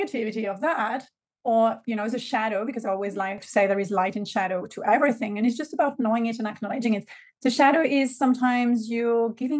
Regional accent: French Riviera, Provence-Alpes-Côte d'Azur, France; accent: French; first language French; English is a second language; moved away as an adult; also born or lived in Lyon, France; now in Australia; So I'm born and raised in a very small town in the south of France, a very, very small village. And so the French Riviera, beautiful place on earth, coming from there, from my ancestors and ancestors and sisters and all of that. So very grounded in the south of France

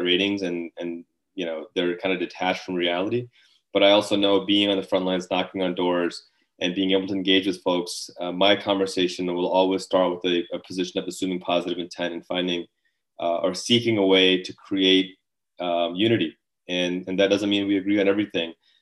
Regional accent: Northern Illinois, United States; moved away as an adult; also born or lived in Pakistan; now in Virginia, United States; We came here from Pakistan actually 35 years ago next month. So I was a young child when we arrived here. Raised in Northern Illinois

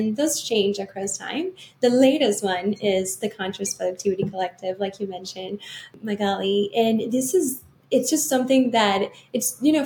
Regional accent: Venezuela; growing up in Venezuela, actually, that's where I'm from

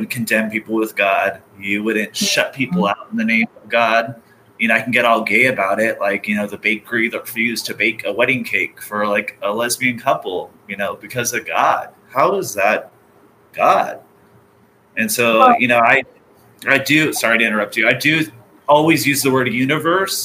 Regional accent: Orange County, California, United States; growing up in Orange County

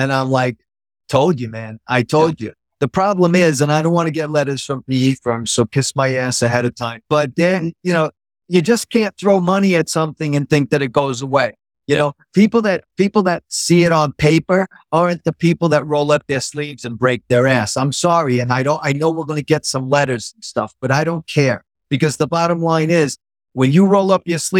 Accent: New York City, New York, United States; I was born in Queens. And I've lived in New York my whole life

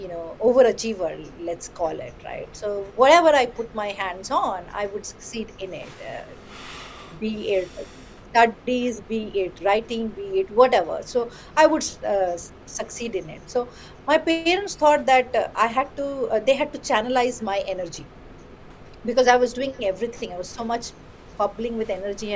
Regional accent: West Bengal, India; first language Bengali; English is a second language; also born or lived in Kolkata; I used to be in a very small town in West Bengal, learning in my own mother tongue, Bengali

